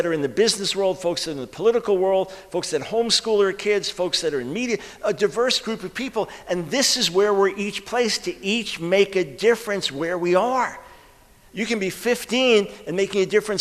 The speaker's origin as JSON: {"language": "English", "region": "New York", "country": "United States", "moved": "yes", "lives_now": "Charlotte, United States", "said": "I'm from New York originally"}